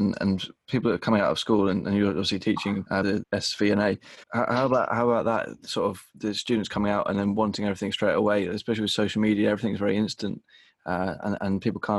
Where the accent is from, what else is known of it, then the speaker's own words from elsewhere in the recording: United Kingdom; Just outside London, yeah.